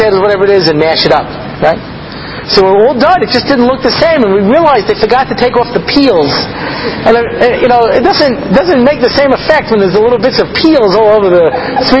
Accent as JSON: {"language": "English", "area": "Long Island", "region": "New York", "country": "United States", "tie": "born or raised there", "moved": "yes", "lives_now": "Israel", "said": "I grew up out on Long Island."}